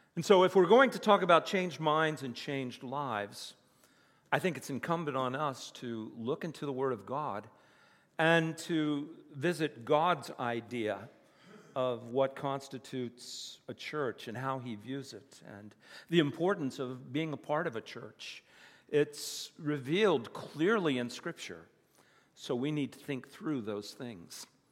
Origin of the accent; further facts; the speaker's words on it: United States; moved away; also born or lived in Virginia / West Virginia; When I was a kid, I grew up in the Bible Belt, Virginia and West Virginia